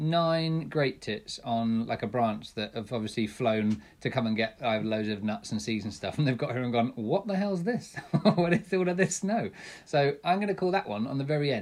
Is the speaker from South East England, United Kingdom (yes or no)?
yes; Thame, South East England, United Kingdom; now in Lincolnshire, United Kingdom; I grew up in Oxfordshire, in a little town called Thames.